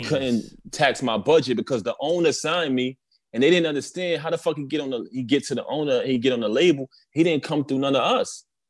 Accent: New York City, New York, United States; I grew up in Brooklyn

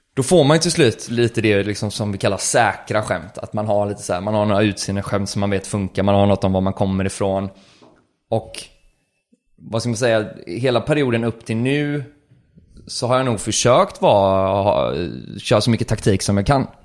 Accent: Gothenburg, Västra Götaland, Sweden; jag är från Göteborg och jag, här, jag tänker mycket på det arvet, eller det är det jag uppfostrar med

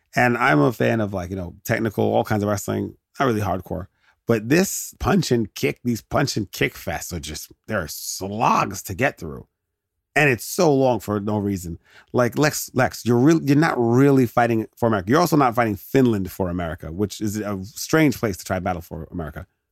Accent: United States; as an American

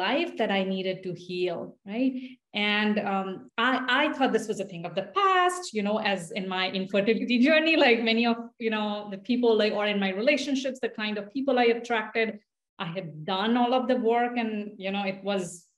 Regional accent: India; English is a second language; now in United States; me growing up in India

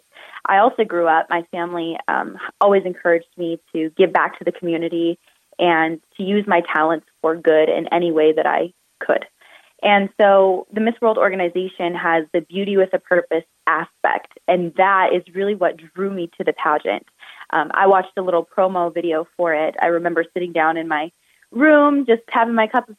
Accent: Phoenix, Arizona, United States; I come from Phoenix, Arizona

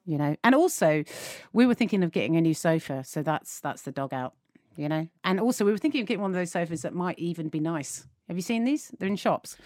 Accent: England, United Kingdom

